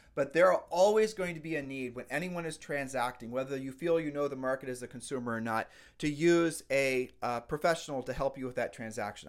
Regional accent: Ohio, United States; We're from Ohio

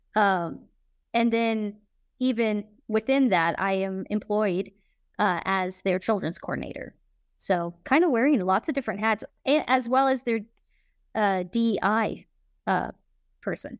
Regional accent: Kansas City, Missouri, United States; I'm from Kansas City, Missouri

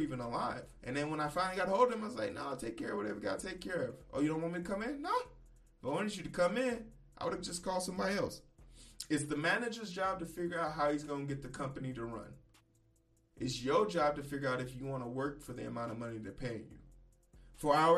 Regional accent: Midwest, United States; I'm from the Midwest

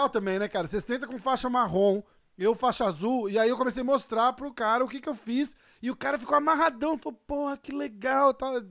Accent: Brazil; a gente é do Brasil

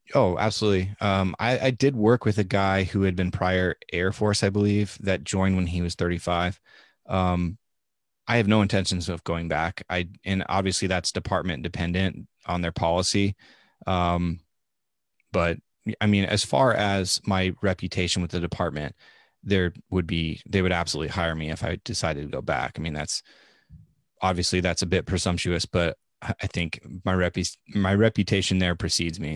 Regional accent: Nebraska, United States; moved away; I am from Nebraska. I am at least, as far as we can trace it back, about a seventh generation Nebraskan

